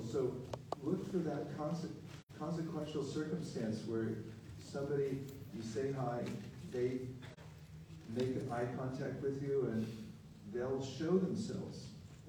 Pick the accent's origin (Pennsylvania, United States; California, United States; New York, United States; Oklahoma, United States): California, United States; I'm from California.